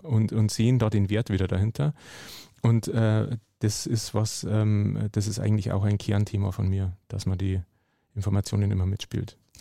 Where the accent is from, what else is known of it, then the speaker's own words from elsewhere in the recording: Hallertau, Bavaria, Germany; die Nähe zu Bier war mir irgendwo schon immer äh, auch durch meine Heimat gegeben. Also ich komme aus der Hallertau, der Hopfenanbaugegend